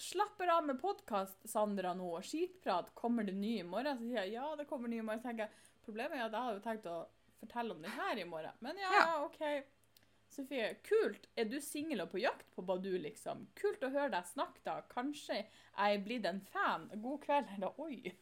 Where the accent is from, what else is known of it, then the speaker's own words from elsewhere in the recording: Northern Norway, Norway; jeg er nordlending